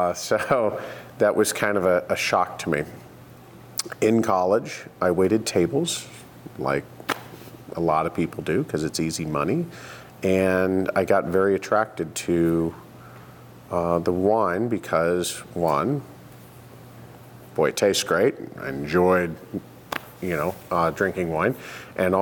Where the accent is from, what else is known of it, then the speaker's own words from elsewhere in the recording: Houston, Texas, United States; moved away as an adult; also born or lived in Denver, Colorado / Ohio; now in Oregon, United States; Grew up, spent most of my life, almost all my life in Houston, Texas